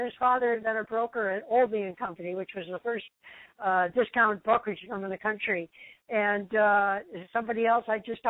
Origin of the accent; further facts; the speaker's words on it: Detroit, Michigan, United States; now in Hawaii, United States; Downriver Detroit, which is where I grew up too.